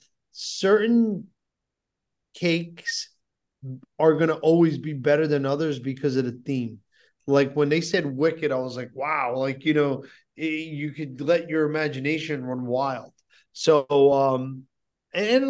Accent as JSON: {"language": "English", "region": "New Jersey", "country": "United States", "said": "I'm from New Jersey, but New York, New Jersey, that's my city"}